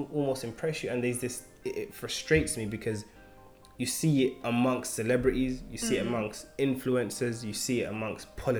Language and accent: English; London, United Kingdom; I'm from East London.